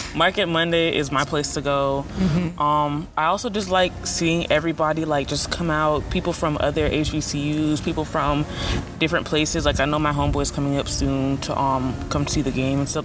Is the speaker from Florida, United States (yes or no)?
yes; Broward County, Florida, United States; I'm from Broward County, Florida